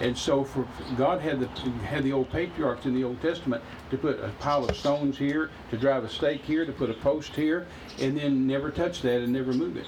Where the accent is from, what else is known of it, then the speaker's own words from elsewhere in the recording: United States; I'm an American